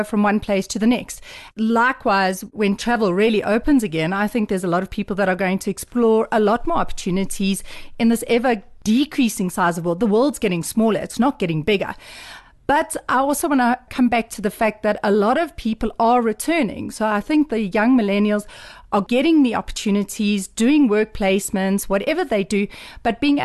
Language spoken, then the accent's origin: English; South Africa; I am South African